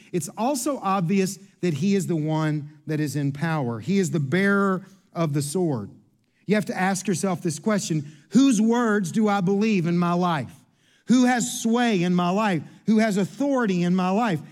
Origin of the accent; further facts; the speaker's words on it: Kentucky, United States; I'm from Kentucky.